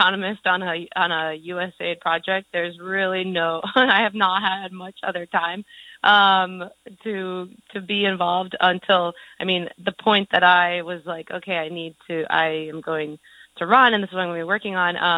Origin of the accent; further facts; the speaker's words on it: Cooperstown, New York, United States; moved away; I am from Cooperstown, and you know, my family has been in the Cooperstown area for literally 8 generations